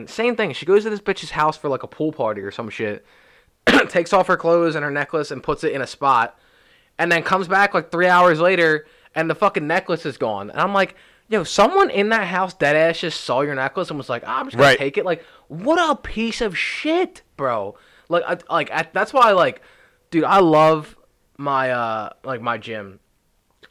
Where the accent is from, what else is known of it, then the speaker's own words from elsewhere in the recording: Philadelphia, Pennsylvania, United States; we're from Philly